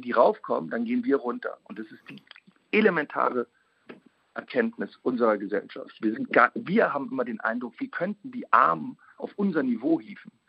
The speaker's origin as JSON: {"language": "German", "country": "Germany", "said": "als Deutscher"}